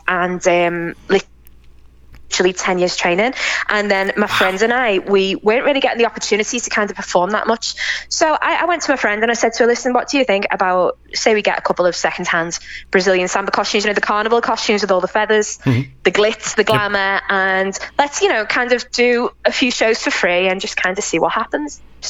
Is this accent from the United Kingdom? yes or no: yes; England, United Kingdom; And I'd be like, no, I'm English, you know.